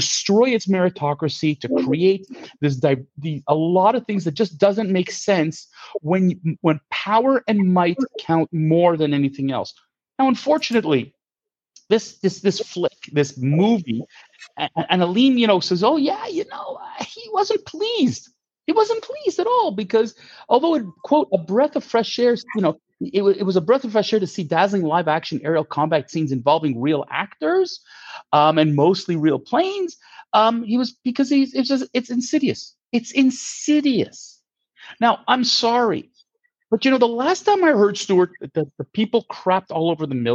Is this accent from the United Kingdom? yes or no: no; Canada; as a Canadian